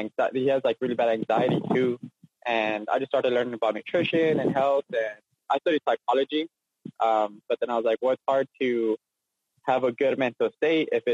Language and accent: English; Eagle Pass, Texas, United States; also born or lived in Denver; I'm from Eagle Pass, where there's like a population of 20,000. So there's like no nonprofits here